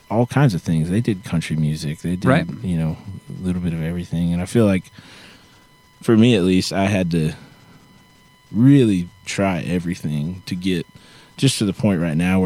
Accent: right outside Seattle, Washington, United States; moved away as an adult; now in Nashville, United States; my whole band here with me today is guys I grew up with in Northwest. I'm from right outside Seattle.

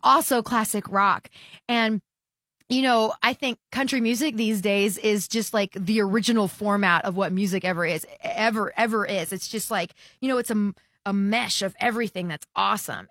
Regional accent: Texas, United States; growing up in the Texas market

